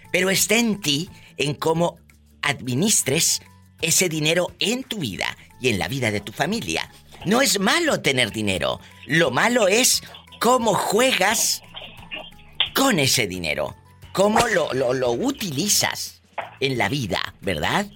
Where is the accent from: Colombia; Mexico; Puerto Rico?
Mexico; mi tierra, mi México lindo y querido